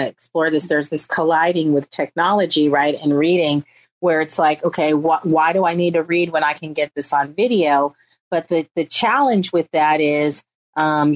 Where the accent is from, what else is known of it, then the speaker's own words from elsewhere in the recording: San Francisco Bay Area, California, United States; I grew up very impoverished in the San Francisco Bay Area